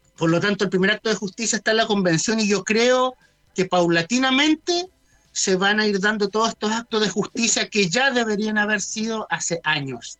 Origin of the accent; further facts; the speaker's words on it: Chile; nosotros debemos sentirnos orgullosos como chilenos